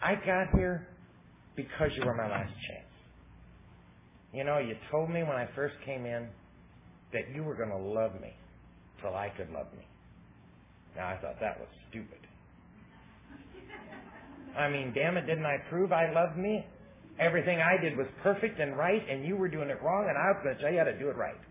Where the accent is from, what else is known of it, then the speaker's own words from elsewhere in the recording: Southern California, United States; I'm from Southern California